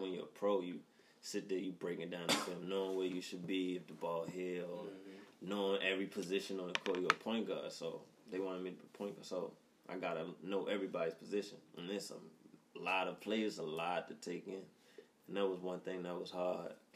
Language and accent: English; Baltimore, Maryland, United States; I'm from over west. Grew up in Presbury Street, right by um, right by Coppin